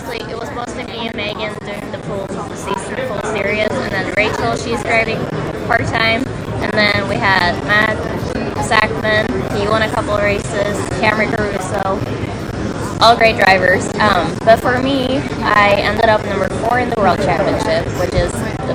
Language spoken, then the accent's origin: English; Norway; English is a second language; moved away as an adult; now in United States; So, I'm originally from Norway. I moved to California 4.5 years ago for school, but also, you know, to try to go racing here with NHRA.